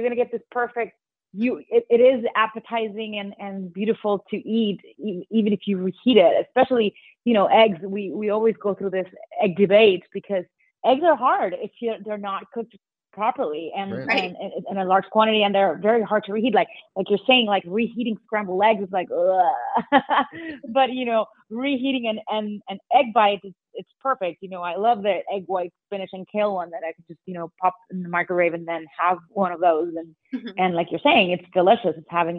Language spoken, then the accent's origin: English; New York City, New York, United States; very dear to me because I'm a New Yorker.